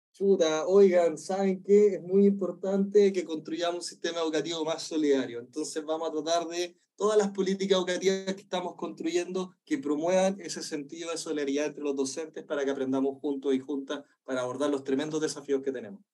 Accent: Chile; moved away; yo soy del desierto, yo soy del desierto de Atacama. a mí la lluvia era una cuestión rara, entonces decía, no llovía nunca

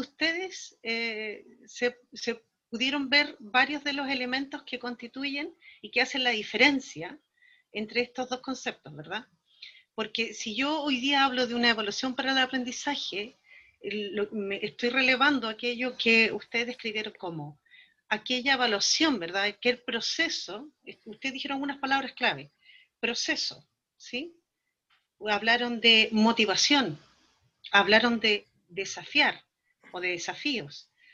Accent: Valdivia, Los Ríos, Chile; now in Temuco, Chile; yo soy de Valdivia, de la ciudad más al sur de Chile.

